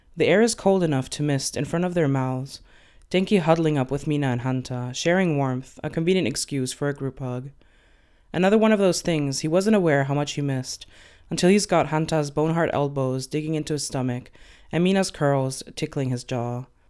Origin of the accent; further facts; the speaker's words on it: Venezuela; now in Germany; I am Latina, so I come from Venezuela. Um, I live in Germany these days